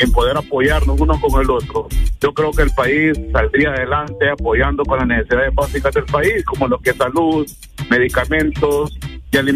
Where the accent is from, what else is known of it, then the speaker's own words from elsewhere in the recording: Honduras; Entonces necesitamos como hondureños que queremos a nuestra patria, a nuestro pueblo, cambiar esa mentalidad.